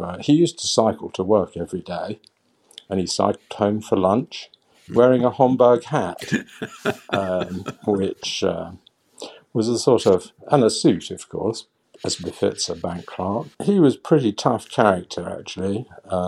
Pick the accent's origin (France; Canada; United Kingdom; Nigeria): United Kingdom; London; born in a suburb of northwest London at the tail end of the Second World War